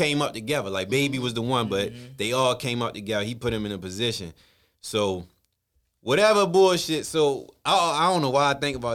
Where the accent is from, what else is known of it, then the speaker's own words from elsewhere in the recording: Baltimore, Maryland, United States; I'm from Baltimore